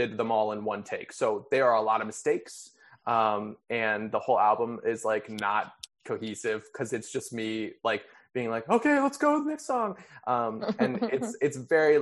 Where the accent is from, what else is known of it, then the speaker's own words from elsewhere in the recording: Wisconsin, United States; moved away as an adult; also born or lived in Texas / New York; now in Los Angeles, United States; I moved from Texas to Wisconsin